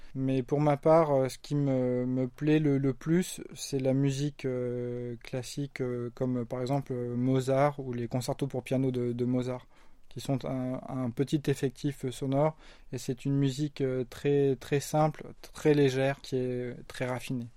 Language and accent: French; France; moved away as an adult; now in South Korea; je suis français